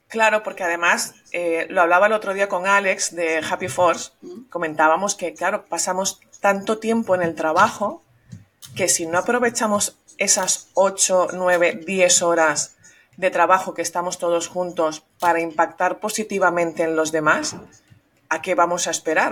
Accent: Venezuela; also born or lived in Madrid, Spain; now in Catalonia, Spain; yo soy nacida en Venezuela, pero de padres catalanes

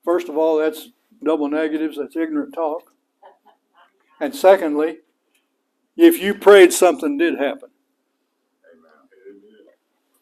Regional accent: West Texas, United States; now in Jacksonville, United States; I grew up in West Texas

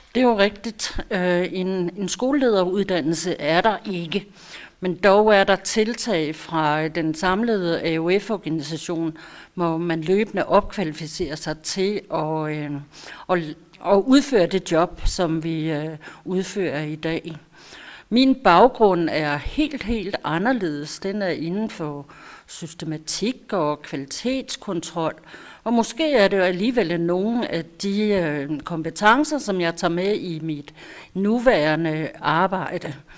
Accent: Holbæk, Zealand, Denmark; Jeg er født i Holbæk, jeg er opvokset i Holbæk

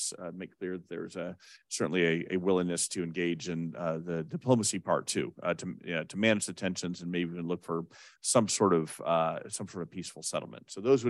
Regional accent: United States; speaking as an American

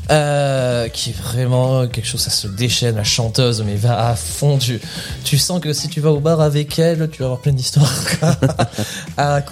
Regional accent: Perpignan, Occitania, France; moved away; je te l'ai dit je venais de Perpignan

